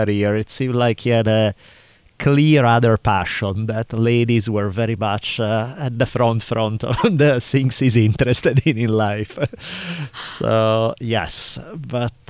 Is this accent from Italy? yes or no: yes; Italy; accent: Italian; English is a second language; now in United States; my Italian accent